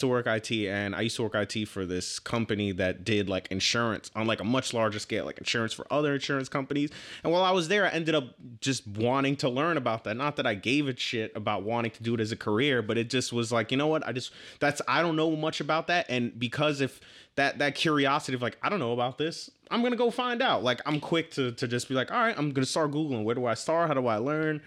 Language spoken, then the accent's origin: English; New York City, New York, United States; I was born in Manhattan and grew up on, I actually grew up in East Harlem, hundred and first Street